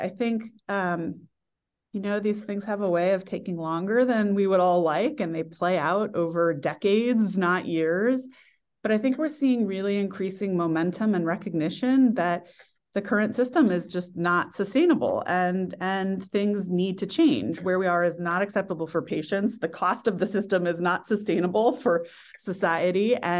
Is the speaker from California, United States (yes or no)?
yes; California, United States; I grew up in the Silicon Valley during the first tech bubble was when I entered the workforce.